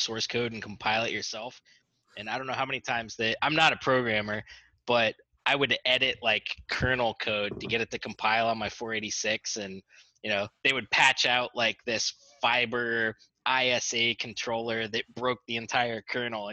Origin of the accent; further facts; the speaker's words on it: Warren, Pennsylvania, United States; also born or lived in DuBois, Pennsylvania; I grew up in Warren, Pennsylvania.